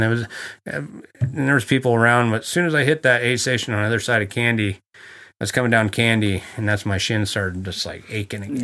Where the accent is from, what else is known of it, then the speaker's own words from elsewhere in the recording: Coos Bay, Oregon, United States; I'm from Coos Bay, Oregon. That's where I was born